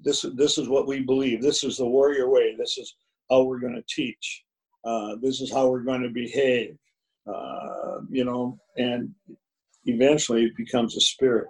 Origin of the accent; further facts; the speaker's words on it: Minneapolis, Minnesota, United States; growing up in North Minneapolis